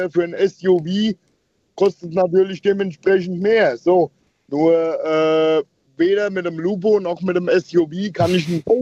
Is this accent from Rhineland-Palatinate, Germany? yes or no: yes; Rhineland-Palatinate, Germany; Ich komme von der Hofstelle aus Rheinland-Pfalz ursprünglich, wo ich zusehen musste, wie mein Großvater ähm, Geld dafür gekriegt hat, dass er aufhört zu melden.